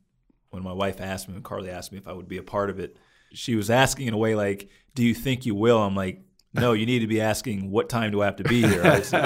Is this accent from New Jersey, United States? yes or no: yes; New Jersey, United States; also born or lived in Virginia / Maryland / Pennsylvania / New York; I tell them New Jersey, right outside of Princeton. But growing up, I grew up all over the place. I was born in Virginia, then we moved to Maryland, moved to Pennsylvania, moved to upstate New York, moved down to Louisiana.